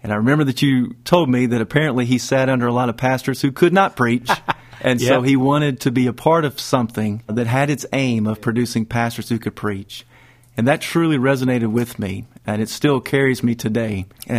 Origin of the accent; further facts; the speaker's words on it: Kentucky, United States; moved away as an adult; now in Pleasant Grove, Alabama, United States; I was born and raised in Kentucky. I am the middle of three children. Parents love the Lord, and they always had us in church.